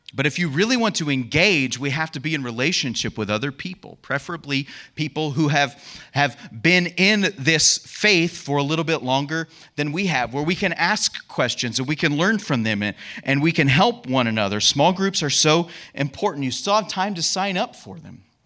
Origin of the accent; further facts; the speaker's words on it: United States; being an American